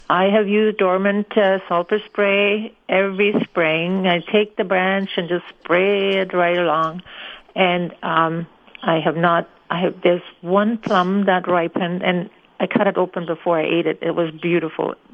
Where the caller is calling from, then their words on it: Winnipeg, Manitoba, Canada; Yes, um, I'm calling from Winnipeg